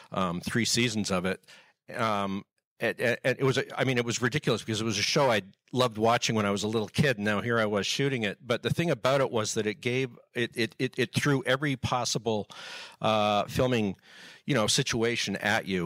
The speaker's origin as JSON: {"language": "English", "country": "Canada", "tie": "born or raised there", "also_born_or_lived": "United States", "said": "I'm actually American by birth, but I was raised in Canada."}